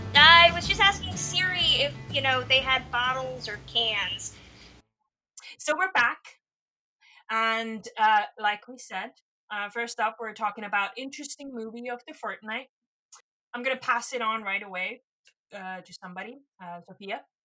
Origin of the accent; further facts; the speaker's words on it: Estonia; I'm from Estonia